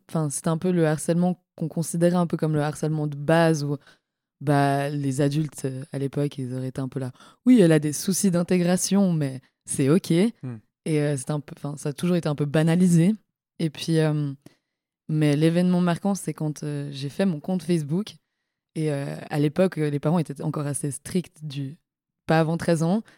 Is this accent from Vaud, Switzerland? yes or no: yes; La Côte, Vaud, Switzerland; moved away as an adult; now in Lausanne, Switzerland; sur euh, la côte, là où j'ai grandi